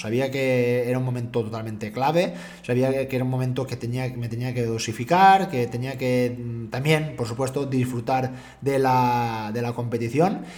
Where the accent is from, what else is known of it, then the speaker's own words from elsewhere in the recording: Dénia, Valencian Community, Spain; mi procedencia, yo soy valenciano, soy de Denia, Alicante